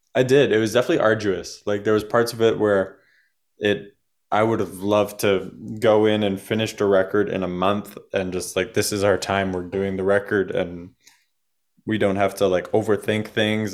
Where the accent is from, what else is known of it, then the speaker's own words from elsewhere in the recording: Canada; we're from Canada